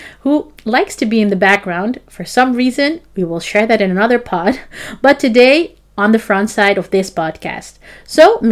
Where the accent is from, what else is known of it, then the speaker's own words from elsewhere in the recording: Amsterdam, North Holland, Netherlands; I have my home where I grow up here in Amsterdam, which is really my home.